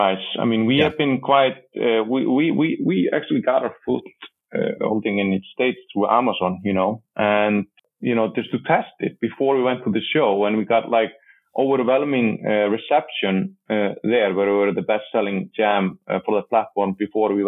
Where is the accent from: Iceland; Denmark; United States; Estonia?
Iceland; accent: Icelandic; speaking with my Icelandic accent